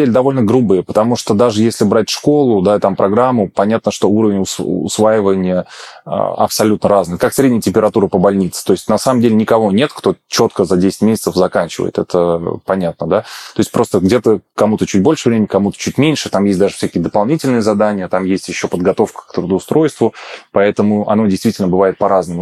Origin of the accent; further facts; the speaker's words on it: Ulyanovsk, Ulyanovsk Oblast, Russia; moved away as an adult; also born or lived in Moscow; я переехал из Москвы обратно к себе домой в Ульяновск